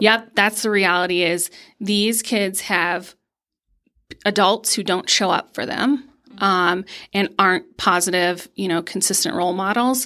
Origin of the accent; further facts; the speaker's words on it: Pennsylvania, United States; moved away as an adult; now in Colorado, United States; I am originally from Pennsylvania, um, and grew up spin fishing. Um, and then when I moved to Colorado